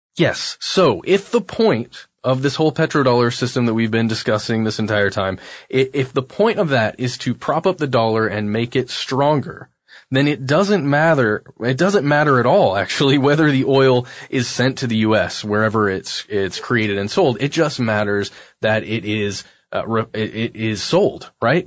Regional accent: United States; just being an American citizen

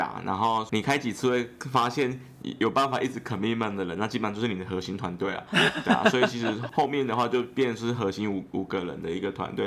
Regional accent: Yilan County, Taiwan; 我是宜兰人

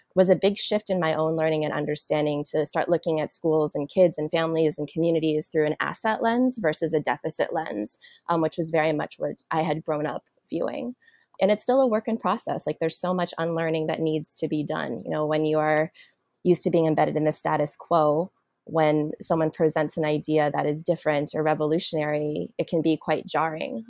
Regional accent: Washington, District of Columbia, United States; also born or lived in South Korea; I was born in South Korea and raised in a large white Jewish family in Washington, D.C.

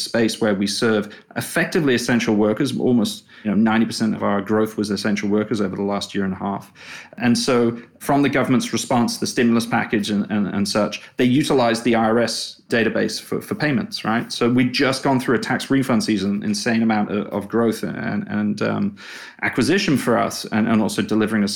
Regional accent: England, United Kingdom; accent: English; moved away as an adult; also born or lived in China / Australia / Singapore / Hong Kong; now in United States; I'm English.

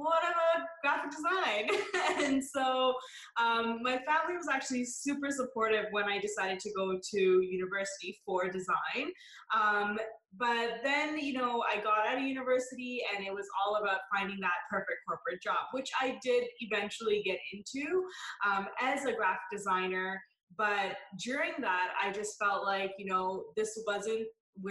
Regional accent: Canada; I was born and raised here. So I always say I'm Canadian

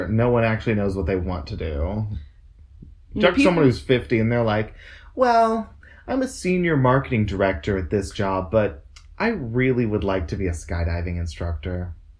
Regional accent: Texas, United States; I'm also from Texas.

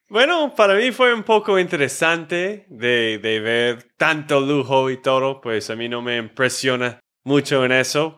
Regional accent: Texas, United States; de Texas, Estados Unidos

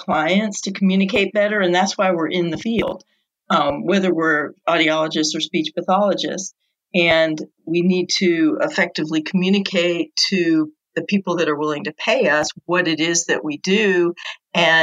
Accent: New York, United States; now in South Carolina, United States; originally I'm from New York, but I've lived down in this area for 30 years now

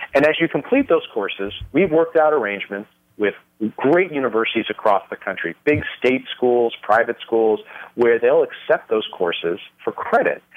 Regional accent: Los Angeles, California, United States; moved away as an adult; now in Las Vegas, United States; I was raised, uh, born and raised in California

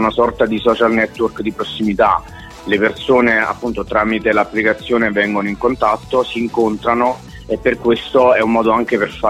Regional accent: Caserta, Campania, Italy; noi siamo napoletani in realtà casertani

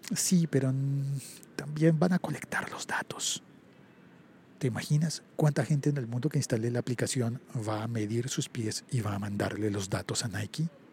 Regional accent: Colombia; el 39 en mi país no corresponde al 39 de otros países

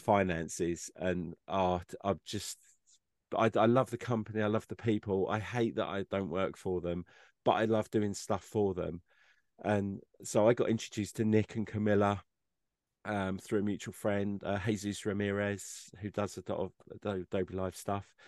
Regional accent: England, United Kingdom; I'm an English person

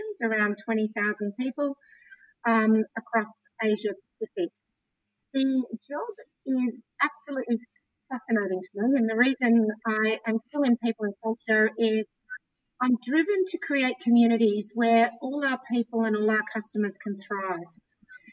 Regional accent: Canberra, Australian Capital Territory, Australia; moved away as an adult; also born or lived in London; growing up in Canberra, proud Canberran

